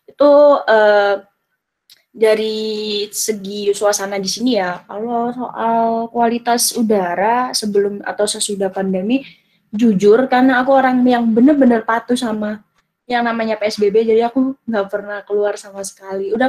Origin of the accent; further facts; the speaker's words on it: Jombang, East Java, Indonesia; sebenarnya dibilang Jombang, ya emang masuk Jombang. Tapi ini bener-bener Jombang yang paling utara dan timur.